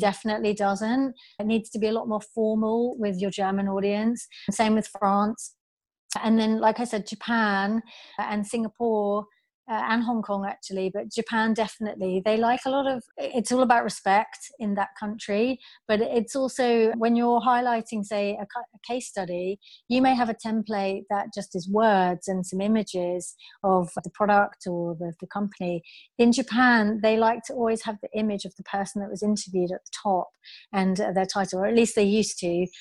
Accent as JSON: {"language": "English", "country": "United Kingdom", "also_born_or_lived": "Australia", "said": "I'm British"}